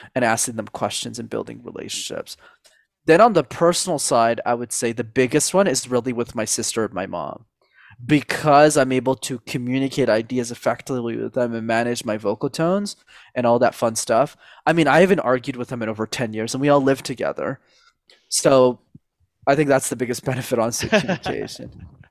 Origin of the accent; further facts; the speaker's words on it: Montreal, Quebec, Canada; I grew up in Montreal in Canada